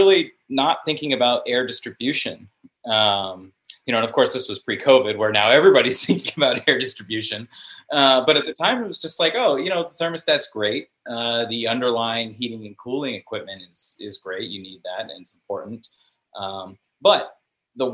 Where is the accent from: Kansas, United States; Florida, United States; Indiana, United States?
Florida, United States; South; moved away; also born or lived in Chicago; I grew up in South Florida